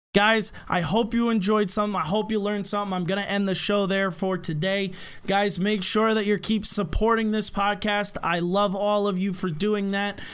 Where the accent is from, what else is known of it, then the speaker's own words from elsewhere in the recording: United States; we, as the American people